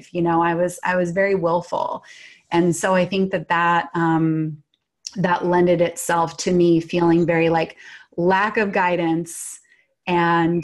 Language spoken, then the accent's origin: English; Washington, United States; So I grew up in Washington State in the suburbs, which were very foresty and kind of wild in the 70s